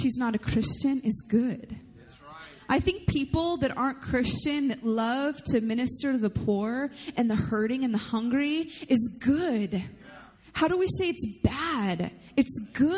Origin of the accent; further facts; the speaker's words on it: United States; I love the heritage that comes from being an American